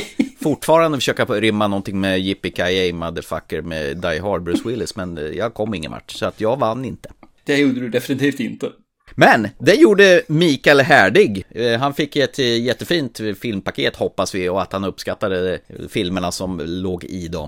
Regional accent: Sweden; Jag är också svensk.

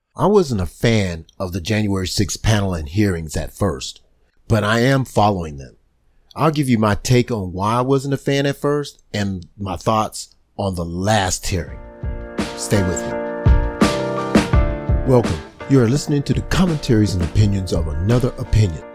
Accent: United States; We as an American people

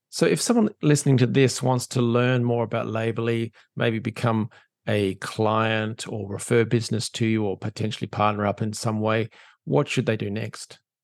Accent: Australia; as an Australian

